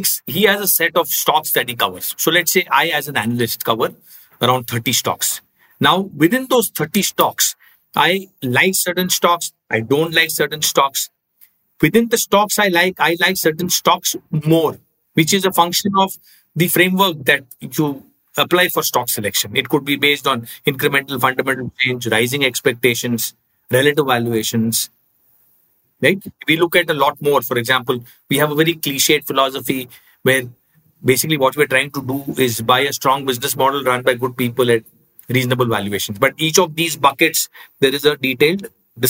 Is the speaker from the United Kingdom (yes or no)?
no; South India, India; I am South Indian